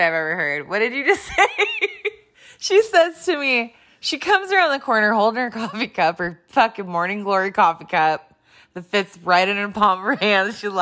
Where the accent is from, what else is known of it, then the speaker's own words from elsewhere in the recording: California, United States; moved away; I grew up in California and moved here in the 90s